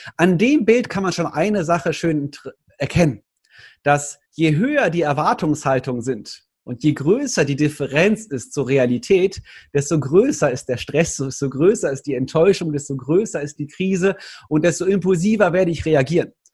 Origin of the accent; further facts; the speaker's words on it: Cologne, North Rhine-Westphalia, Germany; Ich als Kölner